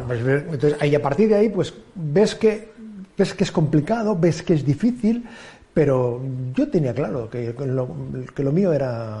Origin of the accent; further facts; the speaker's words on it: Sant Adrià de Besòs, Catalonia, Spain; empecé a hacer radio en la población donde yo nací, en Santa Adrià de Besos